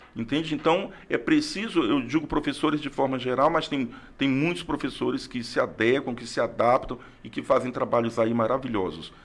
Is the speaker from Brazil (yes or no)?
yes; Rio Branco, Acre, Brazil; also born or lived in Tarauacá; Sou acriano, nasci em Tarauacá no ano de 1975. Mas com dois anos vim para Rio Branco com meus pais, com minha família e estou aqui sou acriano, acriano mesmo, nascido em Tarauacá, mas um pouco mais rio-branquense do que tarauacaense.